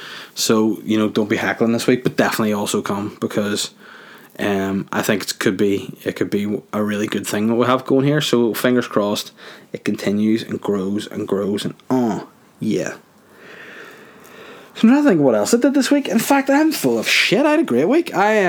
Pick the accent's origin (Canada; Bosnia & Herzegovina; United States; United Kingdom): Bosnia & Herzegovina; I'm from Bosnia and I'm a Bosnian.